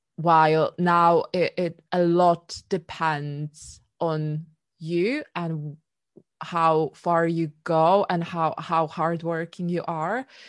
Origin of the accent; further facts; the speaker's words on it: Poland; now in London, United Kingdom; I was born in Poland